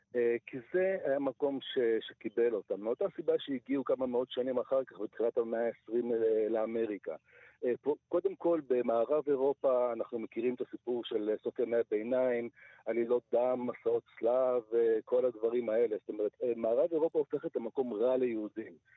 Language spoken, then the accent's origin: Hebrew; Siberia, Russia; now in Israel; אני נולדתי בסיביר